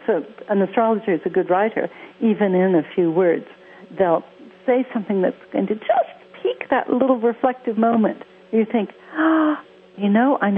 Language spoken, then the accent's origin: English; Los Angeles, California, United States; accent: American; now in London, United Kingdom; I grew up in Hollywood. Yes, I live in London, but I have an American accent because I grew up in the States.